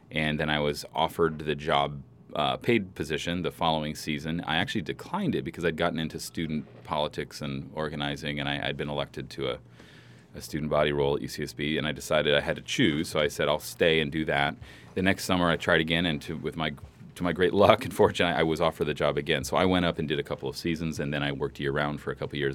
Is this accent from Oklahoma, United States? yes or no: no; San Francisco Bay Area, California, United States; moved away as an adult; now in Santa Barbara, United States; I'm from the Bay Area. I always assumed that I would go back there.